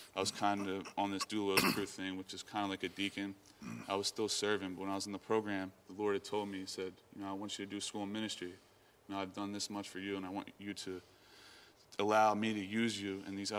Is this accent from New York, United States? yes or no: no; New Jersey, United States; Yes, that was the furthest I'd ever been from New Jersey.